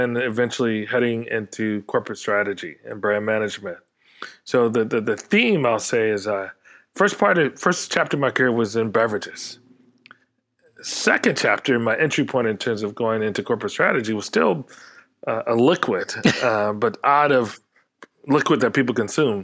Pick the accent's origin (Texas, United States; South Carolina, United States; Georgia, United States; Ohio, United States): South Carolina, United States; moved away as an adult; also born or lived in New York City; I come from South Carolina